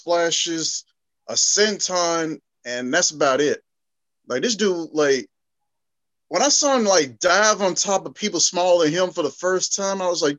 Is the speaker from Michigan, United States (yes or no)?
no; Birmingham, Alabama, United States; Yeah, we're from Birmingham.